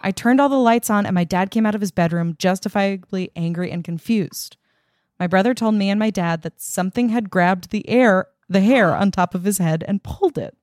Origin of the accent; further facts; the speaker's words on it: Long Island, New York, United States; now in Los Angeles, United States; I grew up on Long Island